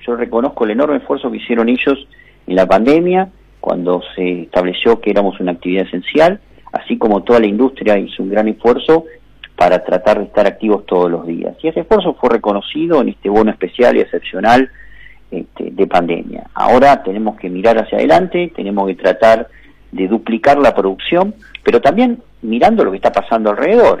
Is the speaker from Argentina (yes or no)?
yes; Argentina; todos nosotros como ciudadanos argentinos